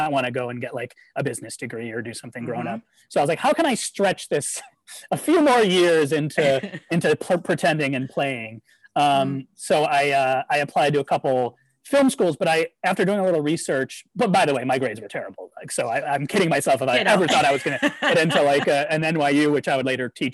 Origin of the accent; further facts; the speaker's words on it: Syracuse, New York, United States; I grew up in Syracuse myself